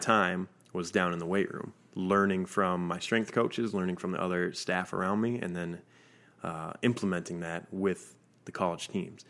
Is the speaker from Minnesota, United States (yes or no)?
yes; Minnesota, United States; I'm from Minnesota.